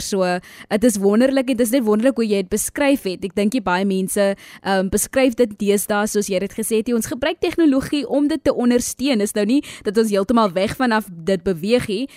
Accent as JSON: {"language": "Afrikaans", "country": "South Africa"}